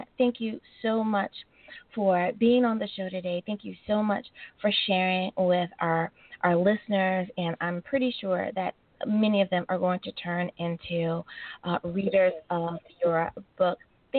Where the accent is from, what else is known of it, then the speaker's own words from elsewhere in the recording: United States; my home country coming in at number one is the great United States of America.